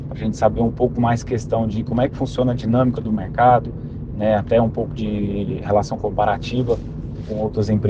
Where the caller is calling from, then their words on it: Anápolis, Goiás, Brazil; Aqui quem fala é … sou de Anápolis, Goiás.